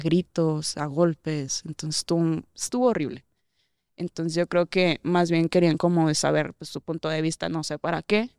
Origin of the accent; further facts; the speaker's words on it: Durango, Mexico; now in Mexico City, Mexico; allá de donde yo soy, de Durango